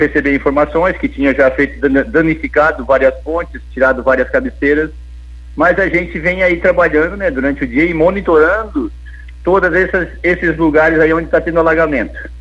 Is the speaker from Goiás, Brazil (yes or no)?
no; Lauro Müller, Santa Catarina, Brazil; also born or lived in Orleans; da Cruz de Malta, minha terra natal, Lauro Bider